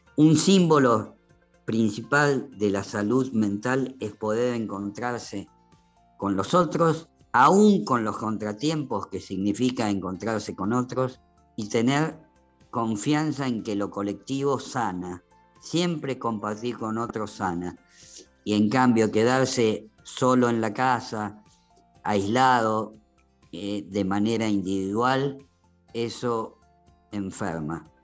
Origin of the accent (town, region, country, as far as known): Argentina